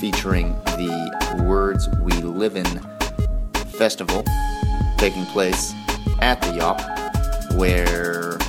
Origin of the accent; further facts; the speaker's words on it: Cleveland, Ohio, United States; I am from Cleveland